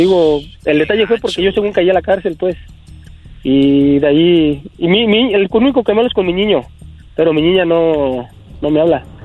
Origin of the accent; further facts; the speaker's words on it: United States; also born or lived in Mexico; yo soy nacido aquí en Estados Unidos